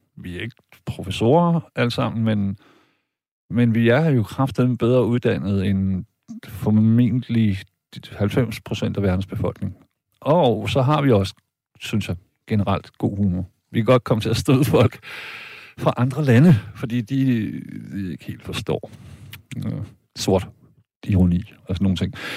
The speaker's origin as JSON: {"language": "Danish", "country": "Denmark", "tie": "born or raised there", "said": "jeg er tysk statsborger, men jeg er født og opvokset her i Danmark"}